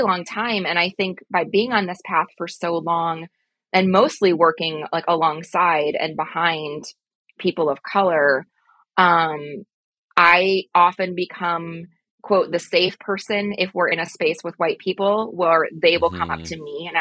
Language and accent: English; Midwest, United States; I'm from the Midwest